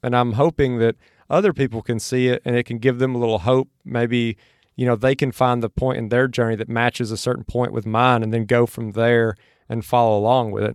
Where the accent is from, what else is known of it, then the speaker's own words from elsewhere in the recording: Mississippi, United States; now in Austin, United States; where I grew up in Mississippi from where I'm at now in Austin.